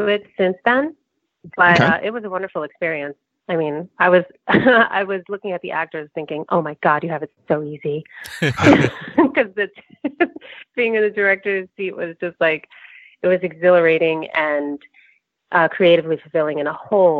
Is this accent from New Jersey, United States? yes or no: yes; New Jersey, United States; I grew up in New Jersey.